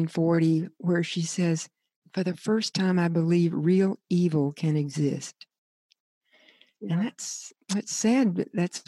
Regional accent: the South, United States; I grew up in the South

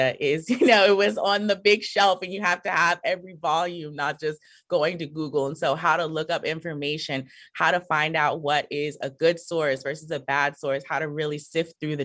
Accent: Prince George's County, Maryland, United States; I am originally from Prince George's County, Maryland, which is a suburb outside of Washington, D.C., born and raised here.

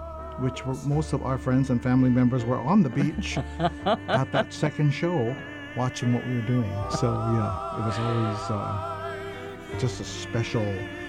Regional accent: Honolulu, Hawaii, United States; you know I'm from Kalihi.

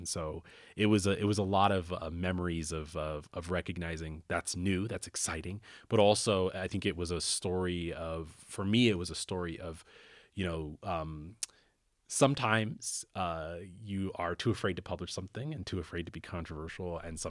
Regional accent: Canton, Ohio, United States; And I grew up in Canton, Ohio, so it's a relatively small city and, well, bigger than Aspen. But I grew up in a small city in Ohio

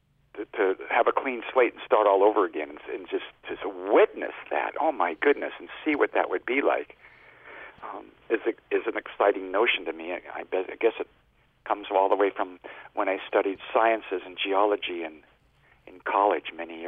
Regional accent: Spokane, Washington, United States; moved away as an adult; now in Alaska, United States; I hitchhiked from my hometown of Spokane, Washington

